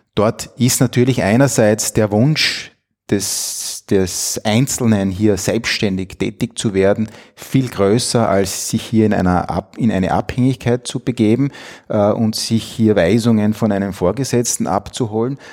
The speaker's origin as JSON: {"language": "German", "region": "Styria", "country": "Austria", "tie": "born or raised there", "also_born_or_lived": "Bologna, Italy", "moved": "as an adult", "lives_now": "Vienna, Austria", "said": "bin groß geworden in der Steiermark, äh, bin zweisprachig aufgewachsen. Meine Mutter stammt aus Italien"}